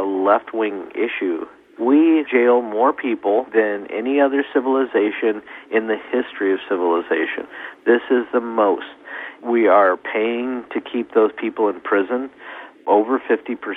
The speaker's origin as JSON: {"language": "English", "country": "United States", "said": "I'm an American"}